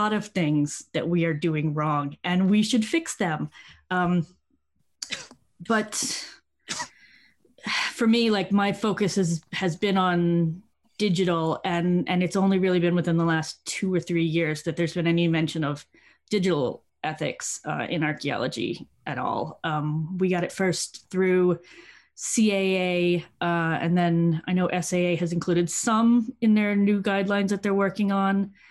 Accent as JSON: {"language": "English", "region": "American Deep South", "country": "United States", "moved": "yes", "lives_now": "York, United Kingdom", "said": "I'm from the American Deep South, but I'm currently in York in the north of England."}